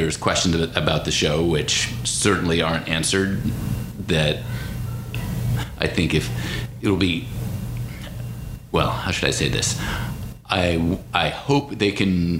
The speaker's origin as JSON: {"language": "English", "region": "Pennsylvania", "country": "United States", "said": "although I'm from Pennsylvania, I didn't grow up a Sixers fan."}